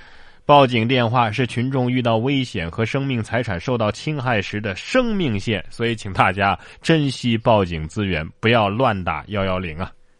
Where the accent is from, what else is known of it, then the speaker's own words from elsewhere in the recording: Hubei, China; now in Sichuan, China; 啊，咱们四川有四川的特色，